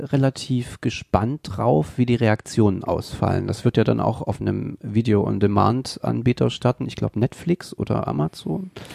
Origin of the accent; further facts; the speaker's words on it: eastern Germany, Germany; now in Mainz, Germany; Ich komme ja aus dem Osten Deutschlands